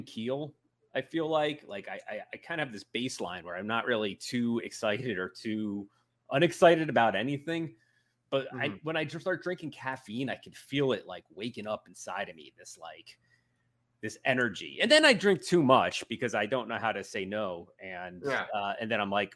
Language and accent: English; Hopatcong, New Jersey, United States; moved away; these guys from my hometown that lived in the woods. It was kind of a rural New Jersey town